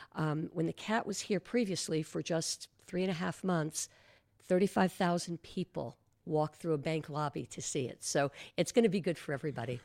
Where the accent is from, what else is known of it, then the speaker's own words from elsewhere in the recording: New Jersey, United States; moved away as an adult; now in Marco Island, United States; I'm from New Jersey.